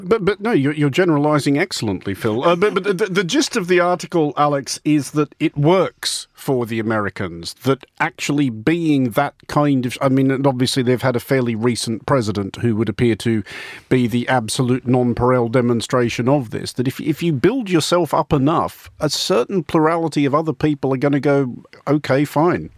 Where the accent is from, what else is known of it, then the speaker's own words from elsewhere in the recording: Australia; speaking as an Australian and an outsider to both Britain and the United States